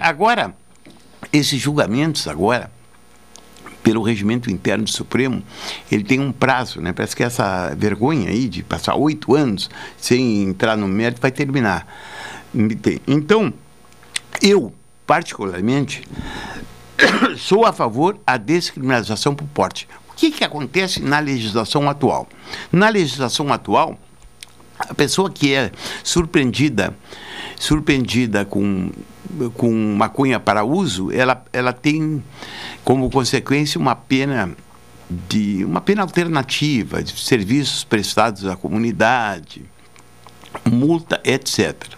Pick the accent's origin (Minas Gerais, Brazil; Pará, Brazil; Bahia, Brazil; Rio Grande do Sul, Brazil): Rio Grande do Sul, Brazil; Jaguarão; me criei em Jaguarão